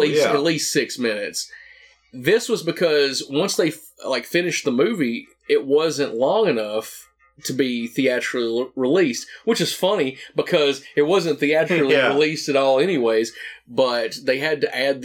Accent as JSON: {"language": "English", "region": "the South", "country": "United States", "tie": "born or raised there", "said": "a kid growing up in the South"}